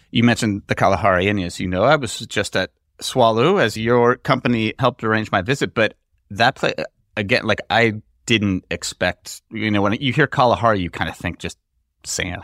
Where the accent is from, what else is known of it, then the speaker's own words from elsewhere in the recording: United States; as an American, you go out and have an this amazing meal that would cost you a few hundred dollars in the U S